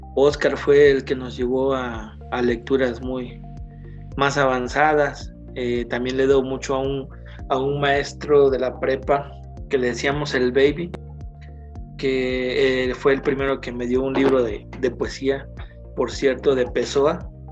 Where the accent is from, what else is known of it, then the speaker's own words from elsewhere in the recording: Guerrero, Mexico; moved away as an adult; now in State of Mexico, Mexico; yo partí del Estado